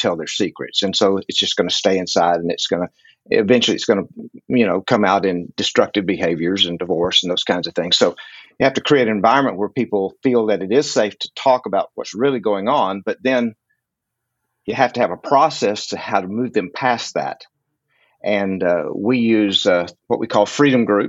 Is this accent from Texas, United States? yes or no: yes; West Texas, United States; also born or lived in Fort Lauderdale, Florida; now in Fort Worth, United States; I grew up out in West Texas